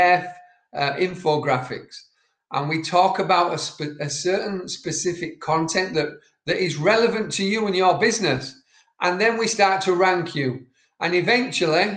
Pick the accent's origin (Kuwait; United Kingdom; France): United Kingdom; Yorkshire and the Humber; I'm from Yorkshire, and certain words that we speak cannot be understood by Siri.